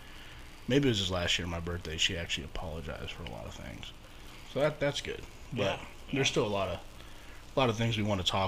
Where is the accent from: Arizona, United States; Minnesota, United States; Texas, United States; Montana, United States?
Arizona, United States; Phoenix; I was born in Maryville. Maryville Hospital.